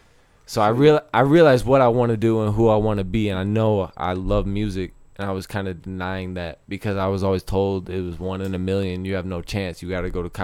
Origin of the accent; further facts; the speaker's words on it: Novi, Michigan, United States; also born or lived in Detroit; now in Colorado, United States; I grew up in Detroit